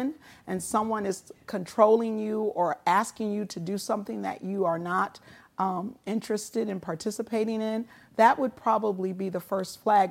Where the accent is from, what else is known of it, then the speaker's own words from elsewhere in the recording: Muskegon, Michigan, United States; moved away as an adult; also born or lived in California; Many of the folks that I grew up with in the Reeves Puffer School District